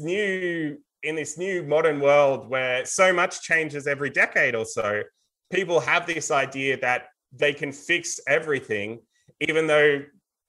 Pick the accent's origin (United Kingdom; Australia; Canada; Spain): Australia